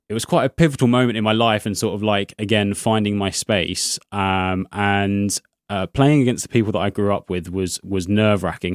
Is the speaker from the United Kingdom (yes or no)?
yes; Crawley, South East England, United Kingdom; moved away as an adult; also born or lived in Haywards Heath; now in Brighton, United Kingdom; I grew up in Crawley, so that's near Gatwick Airport